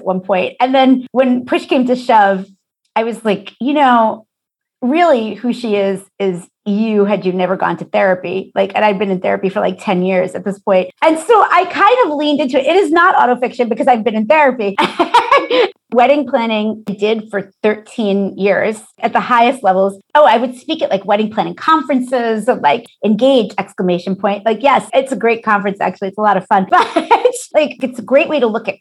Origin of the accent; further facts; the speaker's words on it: New York City, New York, United States; We're both from South Brooklyn